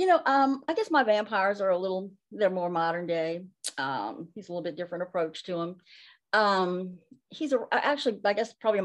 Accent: Nashville, Tennessee, United States; I was born in Nashville, so I have some Nashville influences too

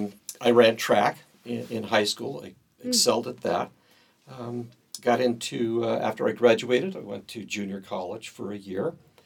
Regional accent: Southern California, United States; I grew up in Southern California. Early years, my parents, they attended the Episcopal Church, one of the Episcopal churches in the area.

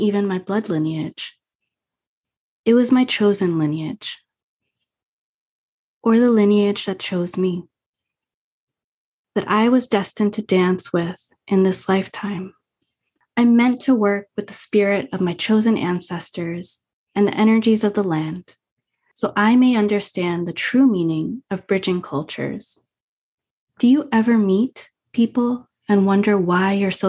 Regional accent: Lakewood, New Jersey, United States; Up in New Jersey, I didn't know what Guatemalan culture was

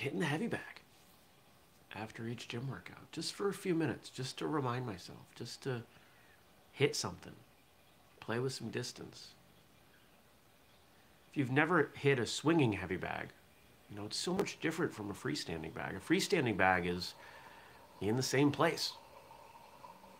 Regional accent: southern Maine, United States; I grew up in southern Maine, and most of the people I was around did not talk with a Maine accent

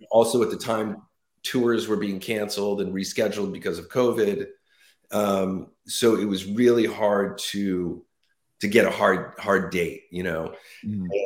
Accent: West Coast, United States; now in New Jersey, United States; I'm in New Jersey now. We're both from the West Coast, but Mark's in New York now.

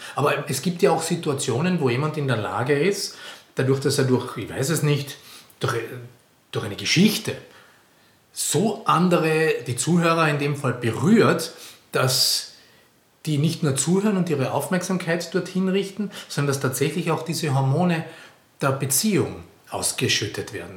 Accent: Carinthia, Austria; moved away; Ich komme aus Kärnten, an der, direkt an der italienischen Grenze

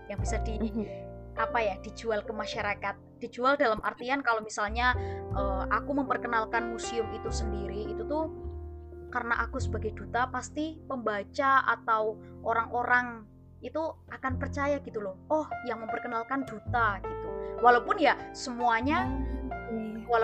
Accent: Temanggung, Central Java, Indonesia; Oh, kalau aku sendiri dari Temanggung.

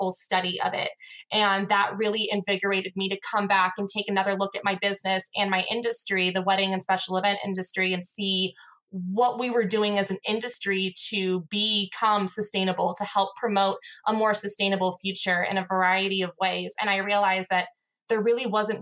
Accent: Los Gatos, California, United States; moved away as an adult; also born or lived in Lake Tahoe area; I actually moved from my hometown, Los Gatos, California

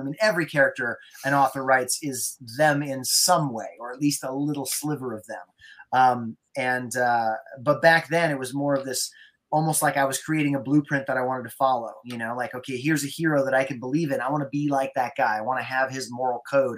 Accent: Durango, Colorado, United States; I grew up in Durango, Colorado, and we lived out on the Mesa, Florida Mesa

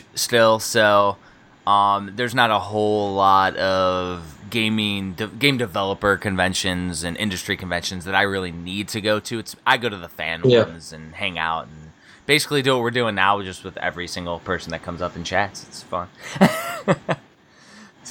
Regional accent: United States; also born or lived in Vilseck, Germany; being American

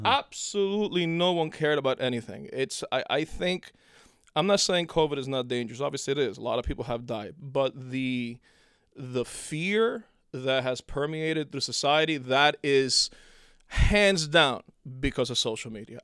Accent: Cuba; moved away; I was born in Cuba and then I came here in nineteen eighty.

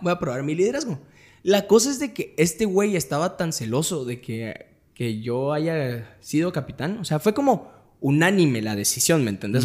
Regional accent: Guatemala

